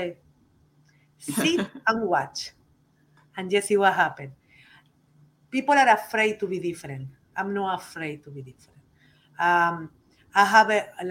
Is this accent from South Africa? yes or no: no; Uruguay; English is a second language; now in United States; I just coming from Uruguay, I not coming from the tobacco country